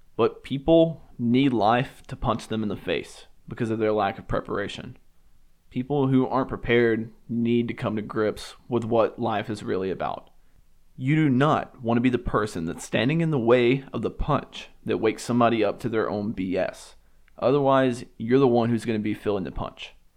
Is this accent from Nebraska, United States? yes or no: no; Alabama, United States; I grew up in the South and I grew up in a church